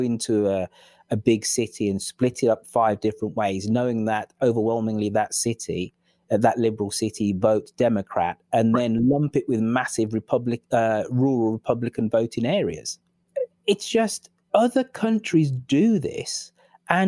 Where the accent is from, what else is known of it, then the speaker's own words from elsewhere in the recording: England, United Kingdom; I'm the English person in this.